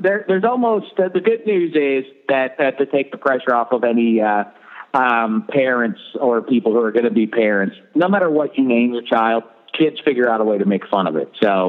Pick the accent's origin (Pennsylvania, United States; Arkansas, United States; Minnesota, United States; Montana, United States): Pennsylvania, United States; Pittsburgh; I grew up in Pittsburgh